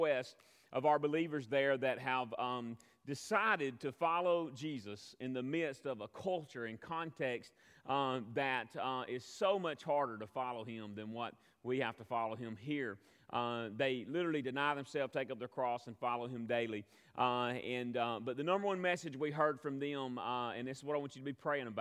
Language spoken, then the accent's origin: English; United States; I'm from America